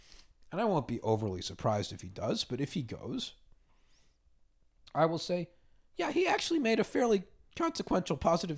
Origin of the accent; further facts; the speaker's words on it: Washington, District of Columbia, United States; moved away; I grew up in Washington